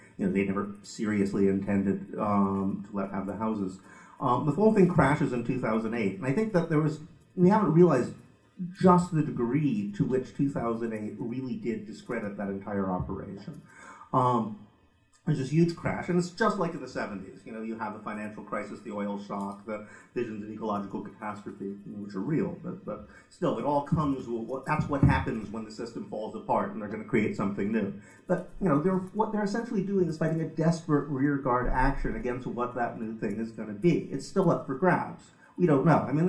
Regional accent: United States; now in United Kingdom; I come from America

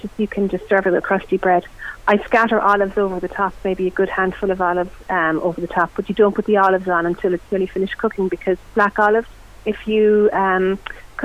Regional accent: West Cork, Munster, Ireland; I'm from West Cork

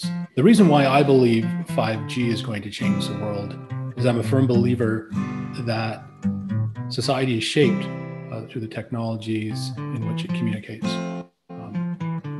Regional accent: Canada; being a Canadian

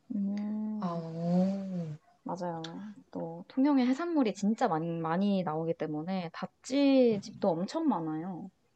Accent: Changwon, South Gyeongsang, South Korea; moved away as an adult; 스무 살 때까지 계속 창원에만 살았으니까

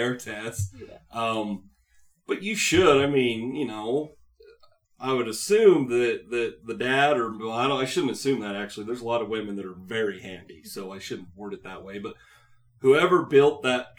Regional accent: Utah, United States; I grew up in Utah

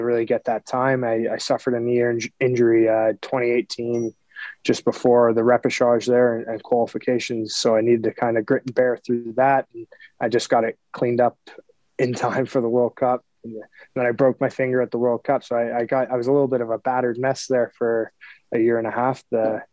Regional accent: Toronto, Ontario, Canada; I'm from Scarborough, so Toronto is obviously an easy choice for me. I get to be around my family and friends

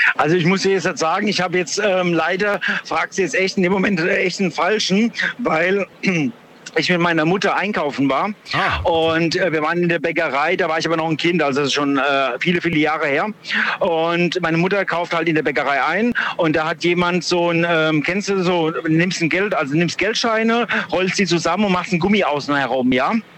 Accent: Duisburg, North Rhine-Westphalia, Germany; ich komme auch aus Duisburg

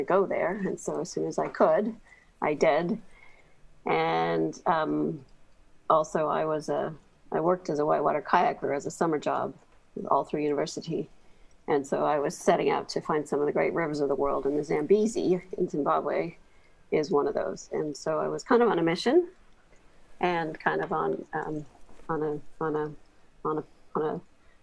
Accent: Ontario, Canada; moved away as an adult; also born or lived in Oakville, Ontario / Kingston, Ontario; now in Botswana; I grew up in Ontario, Canada, just outside of Toronto

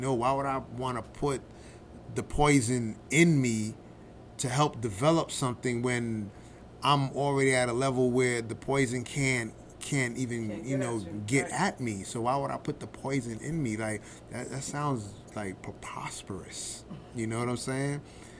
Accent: Honduras; Yeah, I'm from Honduras.

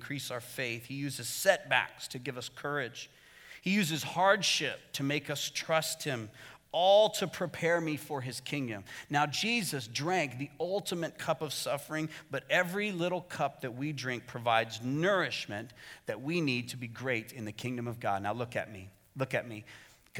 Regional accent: Arizona, United States; moved away as an adult; my home state of Arizona because Arizona's weird.

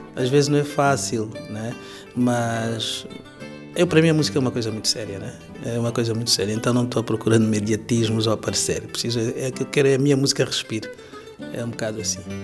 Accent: Angola; now in Portugal; angolano, residente em Portugal já há muitos anos

